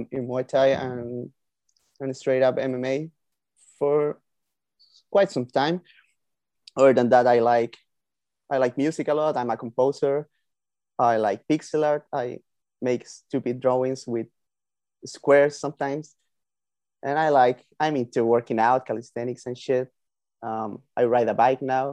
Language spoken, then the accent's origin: English; Chile; I'm from Chile